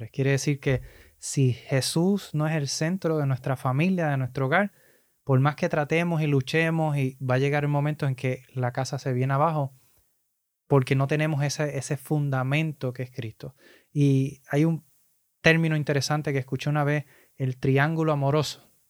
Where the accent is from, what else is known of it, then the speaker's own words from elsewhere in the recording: Puerto Rico; los boricuas somos, los puertorriqueños somos muy similares